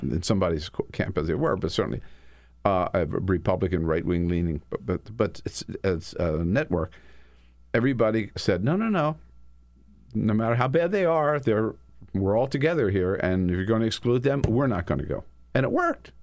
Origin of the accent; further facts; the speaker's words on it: United States; as an American